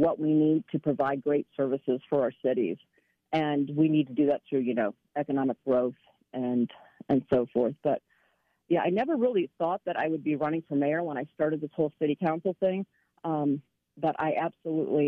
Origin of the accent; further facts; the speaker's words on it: Tallmadge, Ohio, United States; I was born and raised here in Tallmadge. I've lived here my whole entire life